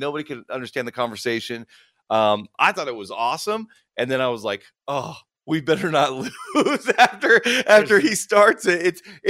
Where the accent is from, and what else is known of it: Las Vegas, Nevada, United States; born or raised there